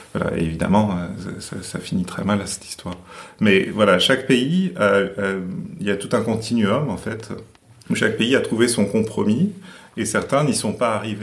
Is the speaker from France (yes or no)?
yes; France; chez nous, en France